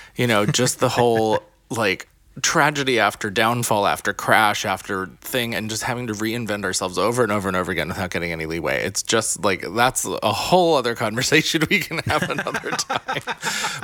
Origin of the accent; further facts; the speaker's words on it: the middle of Pennsylvania, United States; now in New York City, United States; grew up not, you know, like, probably lower middle class in the middle of Pennsylvania.